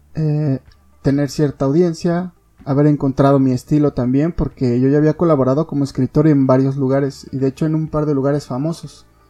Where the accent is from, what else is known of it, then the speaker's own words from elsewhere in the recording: Mexico; Como mexicanos